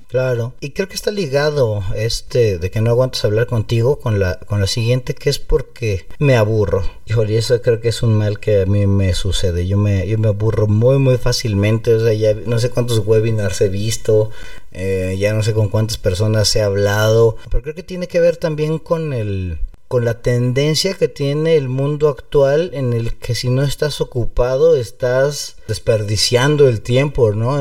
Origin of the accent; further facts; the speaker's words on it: Mexico; aquí en México